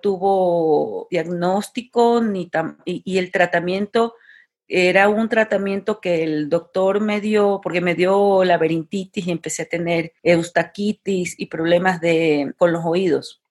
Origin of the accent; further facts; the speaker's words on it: Guayaquil, Guayas, Ecuador; moved away as an adult; also born or lived in Barcelona, Spain; now in Mexico; yo soy de Guayaquil, Ecuador, soy ecuatoriana, vivo en México desde hace cinco años.